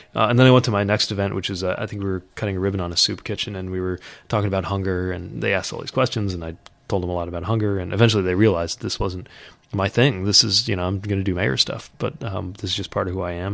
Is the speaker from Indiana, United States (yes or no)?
yes; South Bend, Indiana, United States; it's my hometown